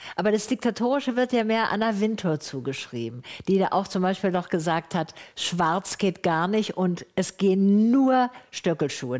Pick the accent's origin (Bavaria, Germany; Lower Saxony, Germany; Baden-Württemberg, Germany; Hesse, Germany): Baden-Württemberg, Germany; Tübingen; Ich bin ja in Tübingen aufgewachsen